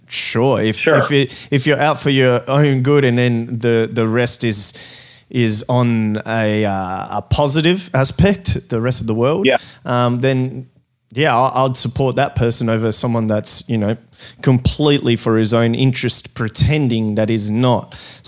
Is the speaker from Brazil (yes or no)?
yes; Brazil; now in Australia; we came over to Australia from Brazil, and we came over legally